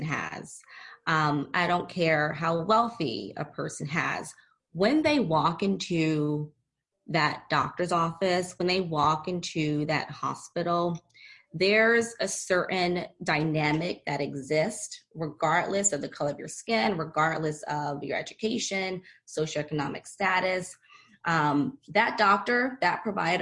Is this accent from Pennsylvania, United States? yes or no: yes; Philadelphia, Pennsylvania, United States; moved away; also born or lived in San Diego; I recently relocated back to my hometown, Philadelphia.